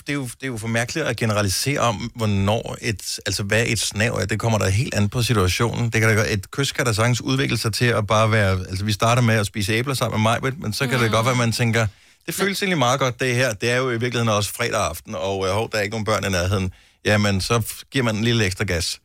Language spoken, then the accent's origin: Danish; Denmark; jeg er født i Danmark, og al min familie, så vidt jeg ved, er, bor i Danmark